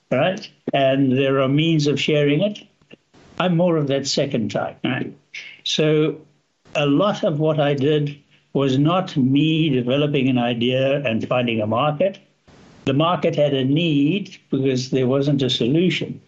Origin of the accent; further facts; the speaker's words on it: Zambia; also born or lived in South Africa; now in Canada; There I grew up in a small town, went to a, a relatively small school, at high school